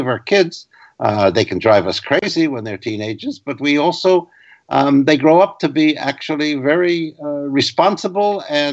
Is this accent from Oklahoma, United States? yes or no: no; New York City, New York, United States; I grew up in the Bronx, working class family, stable, loving